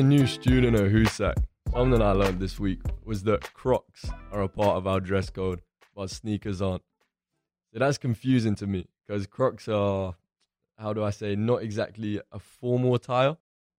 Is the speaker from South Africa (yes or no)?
no; London, United Kingdom; moved away; I'm from London.